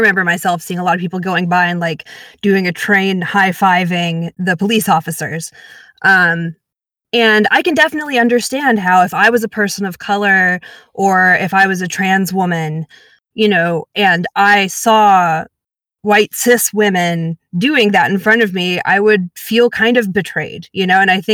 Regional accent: Atlanta, Georgia, United States; I'm actually from Atlanta, born and raised, still live here.

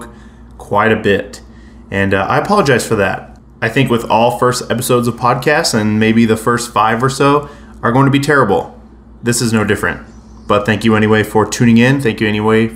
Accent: Salt Lake City, Utah, United States; I'm from Salt Lake City, Utah

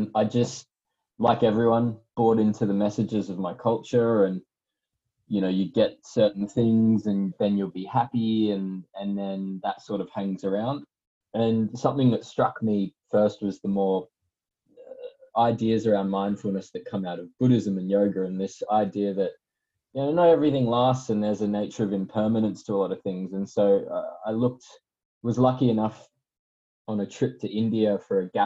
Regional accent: Townsville, Queensland, Australia; also born or lived in Melbourne; my hometown in Townsville

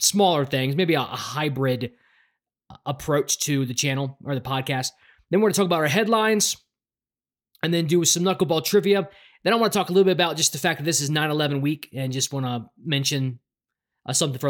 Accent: Baltimore, Maryland, United States; also born or lived in Raleigh, North Carolina; now in Denver, United States; I'm from Baltimore, Maryland.

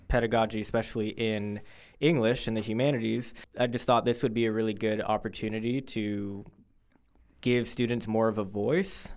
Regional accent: Fort Lauderdale, Florida, United States; moved away; I'm originally from Fort Lauderdale, Florida

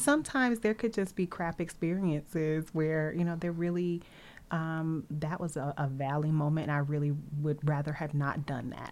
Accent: Nashville, Tennessee, United States; I grew up in a landlocked area. I'm from Nashville.

